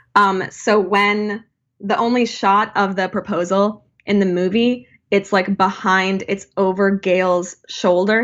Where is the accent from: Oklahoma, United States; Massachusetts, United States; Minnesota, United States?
Minnesota, United States; Saint Paul; we are from Minnesota, Saint Paul, Minneapolis